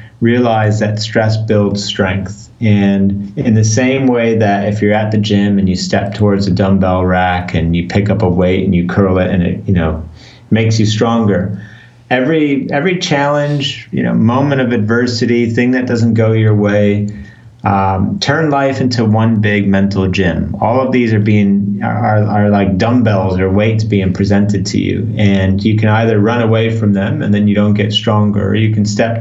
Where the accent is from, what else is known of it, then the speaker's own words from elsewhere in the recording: Chicago, Illinois, United States; moved away as an adult; now in London, United Kingdom; I live in London in the UK, but I grew up in Chicago, even though I haven't lived in the US for 20 years